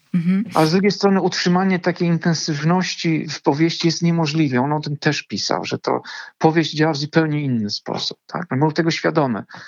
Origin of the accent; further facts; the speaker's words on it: Bydgoszcz, Kuyavian-Pomeranian Voivodeship, Poland; also born or lived in Gdańsk; Pochodzę z Bydgoszczy, ale z Gdańskiem jestem dość mocno związany.